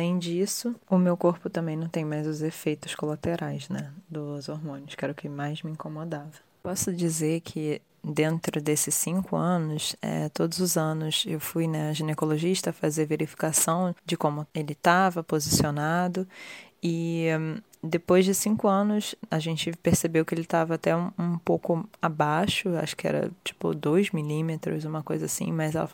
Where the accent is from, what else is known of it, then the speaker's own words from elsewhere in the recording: Rio de Janeiro, Brazil; now in London, United Kingdom; eu sou do Rio de Janeiro, tenho 30 anos e atualmente eu moro em Londres.